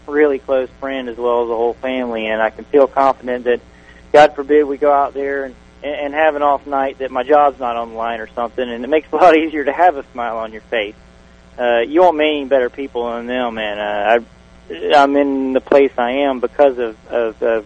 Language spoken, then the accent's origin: English; Tampa Bay Area, Florida, United States; I grew up in the Bay Area, and so in my childhood days, you had the Fairgrounds, East Bay, Sunshine, and Golden Gate